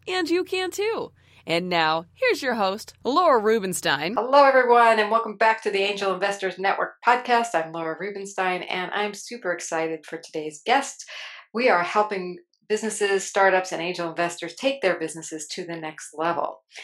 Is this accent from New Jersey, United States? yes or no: yes; New Jersey, United States; I'm from Jersey too